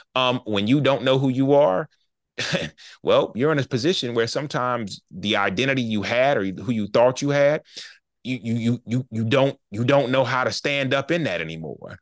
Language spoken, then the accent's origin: English; Charlotte, North Carolina, United States; I'm from Charlotte, North Carolina. We both went to school together